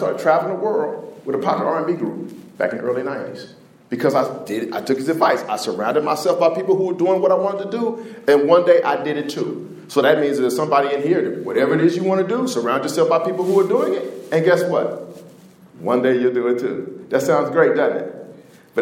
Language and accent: English; Indianapolis, Indiana, United States; I'm from Indianapolis